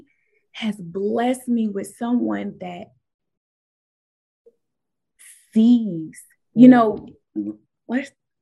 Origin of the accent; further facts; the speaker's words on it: Nebraska, United States; moved away as an adult; now in Southern United States; I moved here from Nebraska.